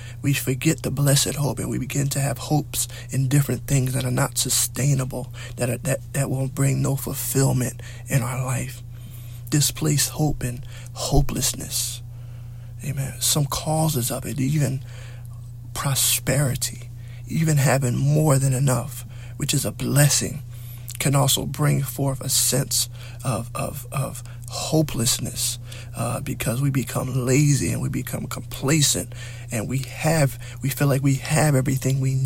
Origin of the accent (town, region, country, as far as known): United States